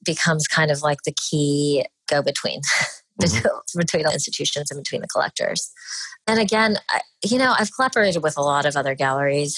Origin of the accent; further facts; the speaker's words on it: Dallas, Texas, United States; I was born and raised in Dallas, Texas